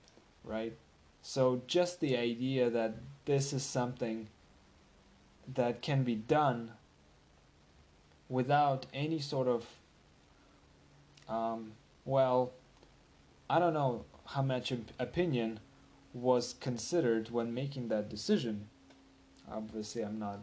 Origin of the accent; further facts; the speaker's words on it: Russia; moved away as an adult; now in United States; I'm from from Russia